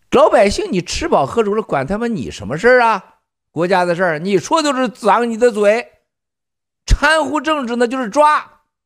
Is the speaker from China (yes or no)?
yes; Northeast China, China; 我从小是东北炕上长大的